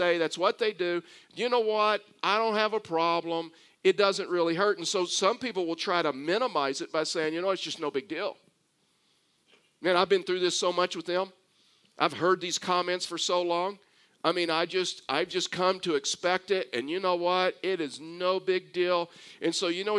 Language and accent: English; Texas, United States; accent: Texas; as a Texan